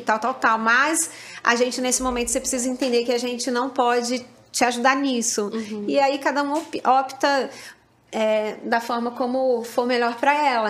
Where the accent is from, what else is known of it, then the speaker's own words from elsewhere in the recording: São Paulo, Brazil; moved away as an adult; now in Rio de Janeiro, Brazil; eu sou paulista e quando eu me mudei de São Paulo para o Rio